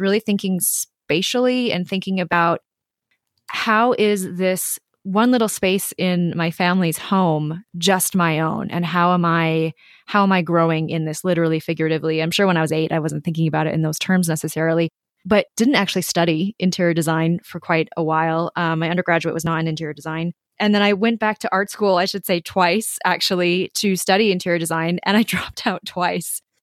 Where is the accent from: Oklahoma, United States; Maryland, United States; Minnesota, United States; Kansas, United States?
Minnesota, United States; I grew up in Minnesota